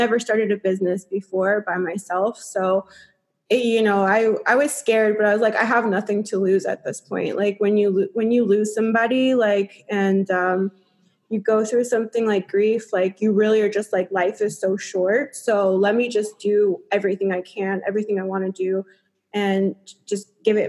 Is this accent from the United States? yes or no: yes; United States; moved away as an adult; also born or lived in Europe; being an American, playing in Europe